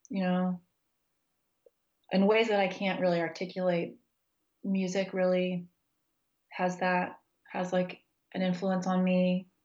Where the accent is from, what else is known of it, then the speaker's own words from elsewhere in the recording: Texas, United States; also born or lived in Kansas; now in Virginia, United States; I grew up in Texas and Kansas, and I finished undergrad in New Mexico, and so it's really different from where I live now in Virginia.